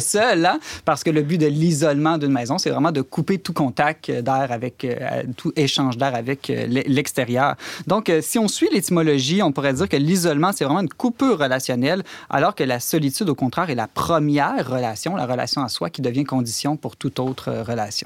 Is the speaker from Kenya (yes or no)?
no; Alberta, Canada; chez nous, en Alberta